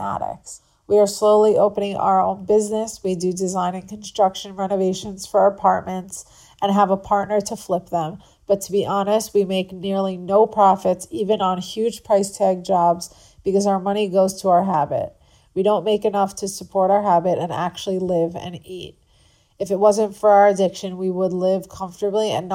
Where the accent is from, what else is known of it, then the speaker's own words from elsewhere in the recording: Long Island, New York, United States; moved away as an adult; now in Florida, United States; I grew up on Long Island